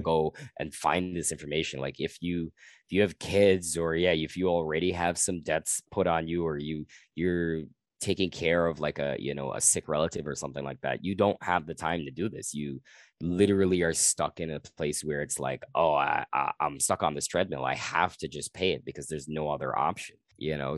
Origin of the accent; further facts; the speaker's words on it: Guyana; now in Canada; I'm from Guyana